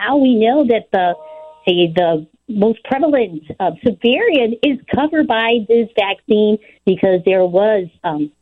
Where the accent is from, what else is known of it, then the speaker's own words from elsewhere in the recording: Puerto Rico; also born or lived in New York / Illinois; now in Chicago, United States; I was born in New York, raised in Puerto Rico, so I come from a commonwealth.